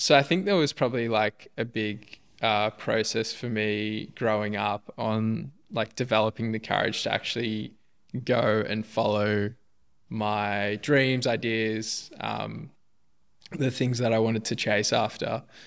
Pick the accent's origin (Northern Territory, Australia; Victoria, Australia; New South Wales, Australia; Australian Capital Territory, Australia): Victoria, Australia; Melbourne; I was born in Melbourne, Upper Fir Tree Gully, to be specific.